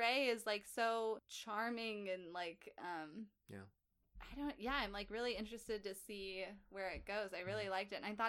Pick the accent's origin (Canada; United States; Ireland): United States; Kansas; I am from Kansas.